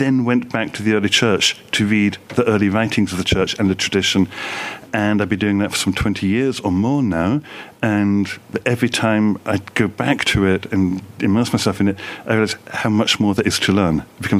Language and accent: English; England, United Kingdom; I grew up in the Orthodox Church in England. Okay. My father was a priest, great-grandfather was a priest, come from Russian immigration to my father's side.